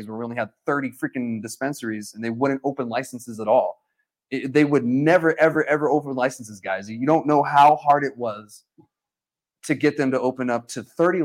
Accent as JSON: {"language": "English", "town": "Alamogordo", "region": "New Mexico", "country": "United States", "said": "I'm from Alamogordo"}